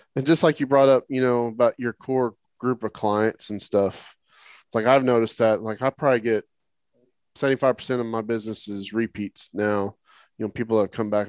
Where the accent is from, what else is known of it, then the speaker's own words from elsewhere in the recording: Oklahoma, United States; now in Texas, United States; I grew up in Oklahoma, you know, so it was all freshwater fishing